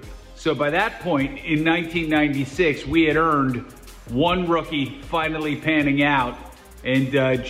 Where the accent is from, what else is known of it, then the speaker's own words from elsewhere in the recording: New Jersey, United States; growing up in New Jersey as a Yankees fan